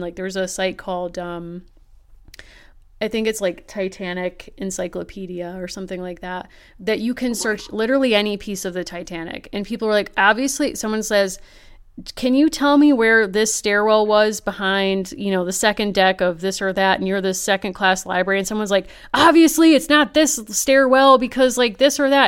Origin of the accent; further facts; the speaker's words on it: Connecticut, United States; I'm from Connecticut.